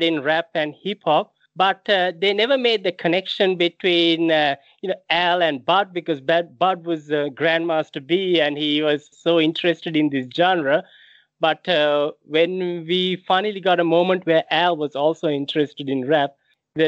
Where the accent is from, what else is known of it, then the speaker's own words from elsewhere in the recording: Sri Lanka; moved away; I grew up in Sri Lanka